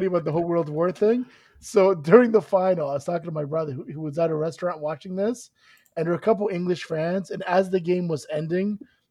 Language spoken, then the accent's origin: English; Colorado, United States; Like, I'm from Colorado. That's pretty damn north.